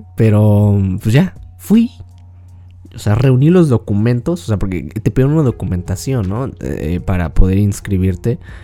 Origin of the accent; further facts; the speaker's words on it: Mexico; yo soy de México y aquí en México